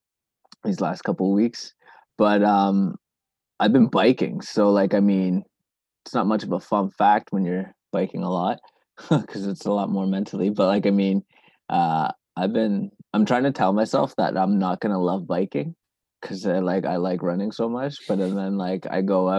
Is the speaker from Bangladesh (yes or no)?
no; Canada; also born or lived in Zimbabwe; I grew up mostly in Canada